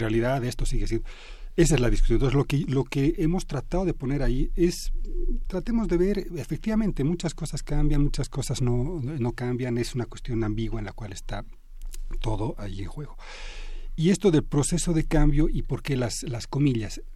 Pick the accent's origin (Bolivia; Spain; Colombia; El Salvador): Bolivia; now in Mexico; yo soy boliviano de origen, pero bueno, he ido y venido, digamos, en distintos momentos